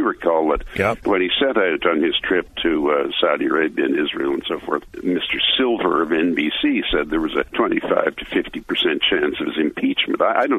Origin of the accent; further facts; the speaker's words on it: United Kingdom; I am British, as you could tell from my heavy accent, and I'm a member of their parliament, and it's a great country, and I'm proud to be British